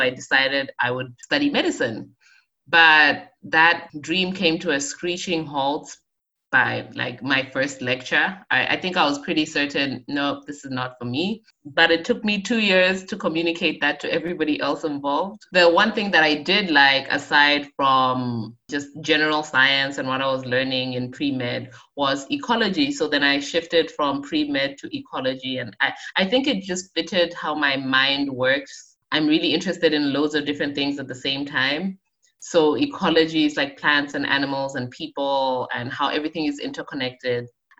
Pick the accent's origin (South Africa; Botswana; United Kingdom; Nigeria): Botswana; North-West District; also born or lived in Zambia / Okavango Delta; I am Zambian. I was born in Zambia, but I moved to Botswana, which is right next door, at 2 years old. So I did all of my schooling, my education there. And I was very fortunate to grow up in the heart of the Okavango Delta.